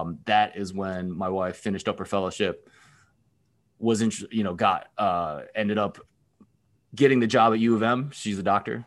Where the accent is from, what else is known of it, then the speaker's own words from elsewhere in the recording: Philadelphia, Pennsylvania, United States; moved away as an adult; also born or lived in Texas / Stanford, California / Bay Area, California; now in Ann Arbor, United States; I grew up in Pennsylvania, I went to college in Texas, and then I went out to Stanford for grad school